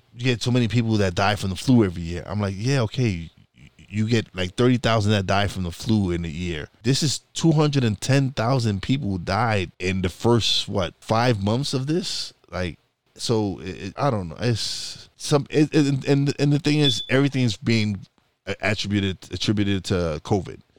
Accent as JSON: {"language": "English", "town": "New York City", "region": "New York", "country": "United States", "moved": "as an adult", "said": "I'm a Brooklyn boy."}